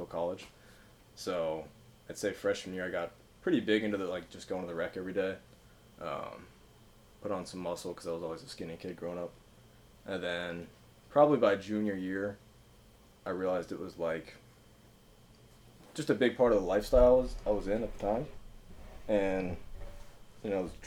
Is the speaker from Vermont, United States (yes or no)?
no; Cincinnati, Ohio, United States; I grew up in Cincinnati